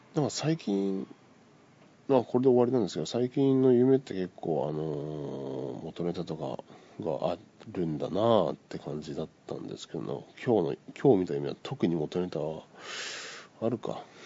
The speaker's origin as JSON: {"language": "Japanese", "region": "Miyazaki", "country": "Japan", "tie": "born or raised there", "said": "僕の地元のテレビ宮崎"}